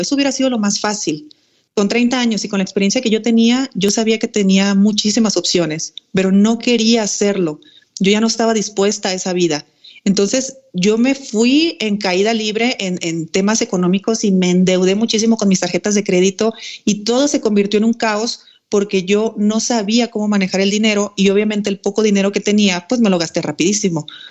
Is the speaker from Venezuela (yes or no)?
no; Mexico; moved away as an adult; also born or lived in Spain; yo soy mexicana.